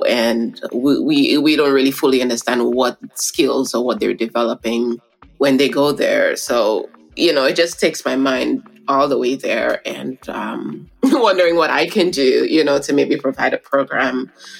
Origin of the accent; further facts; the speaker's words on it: St. Lucia; I'm from the Caribbean, from St. Lucia.